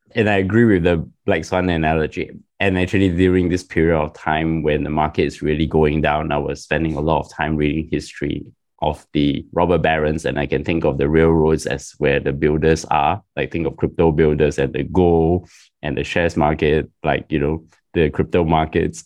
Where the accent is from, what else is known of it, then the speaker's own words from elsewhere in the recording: Singapore; I'm Singaporean and it's my country's sovereign wealth fund